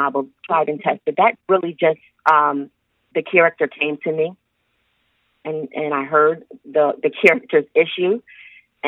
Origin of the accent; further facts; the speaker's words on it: Springfield, Massachusetts, United States; also born or lived in Connecticut; I was born in Springfield, Massachusetts